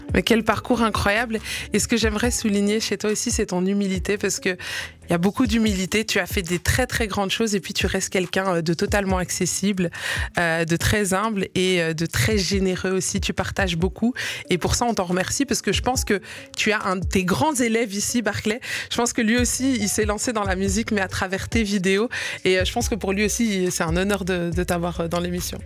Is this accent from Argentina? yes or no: no; Liège, Wallonia, Belgium; moi j'ai grandi à Liège